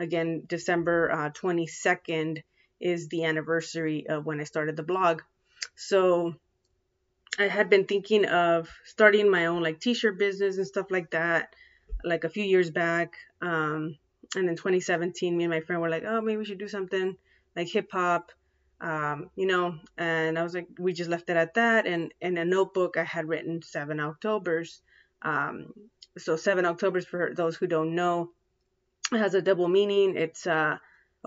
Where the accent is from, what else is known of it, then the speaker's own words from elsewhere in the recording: San Diego, California, United States; here in San Diego, because I'm from San Diego, California